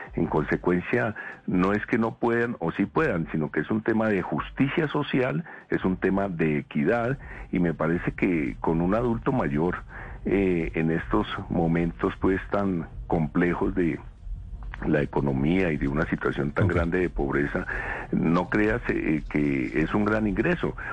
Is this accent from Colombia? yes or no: yes; Colombia; como colombiano, como demócrata